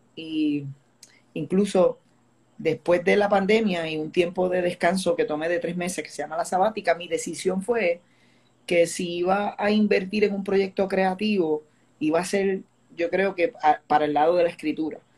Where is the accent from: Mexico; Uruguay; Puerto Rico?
Puerto Rico; Añasco; yo crecí en Vista del Río Apartments en Añasco